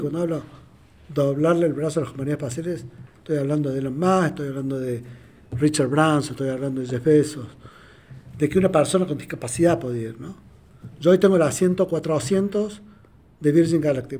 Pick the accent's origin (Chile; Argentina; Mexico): Argentina; yo soy de Argentina